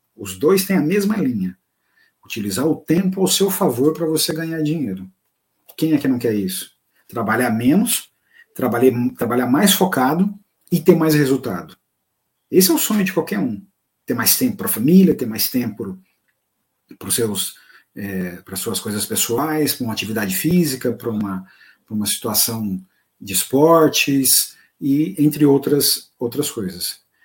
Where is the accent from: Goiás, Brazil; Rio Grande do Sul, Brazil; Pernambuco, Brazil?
Goiás, Brazil; accent: goianês; Que em bom goianês, porque eu sou goiano